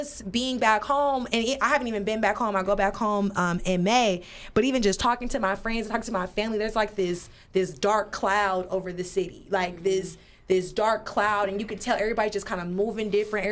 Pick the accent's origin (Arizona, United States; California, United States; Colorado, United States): California, United States; Los Angeles; also born or lived in Inglewood, California; I'm from Inglewood. That's where I was born, in Inglewood, but I was raised in the Crenshaw district.